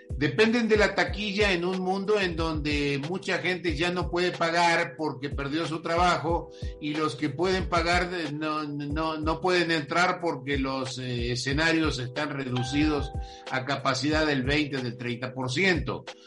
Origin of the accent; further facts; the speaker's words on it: Argentina; now in Mexico; yo nací en Argentina, para los que no lo saben, y eh, vivía en un pueblo chico